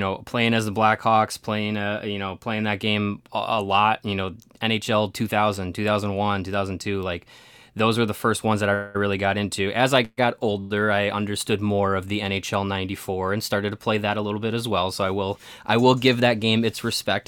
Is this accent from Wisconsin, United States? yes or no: yes; Kenosha, Wisconsin, United States; I grew up in Kenosha.